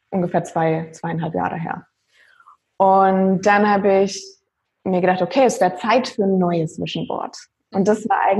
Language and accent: German; Würzburg, Bavaria, Germany; ja, auch da komme ich quasi her